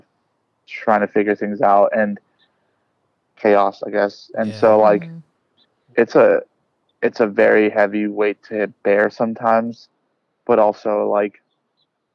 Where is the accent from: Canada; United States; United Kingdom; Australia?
United States; California; I am from California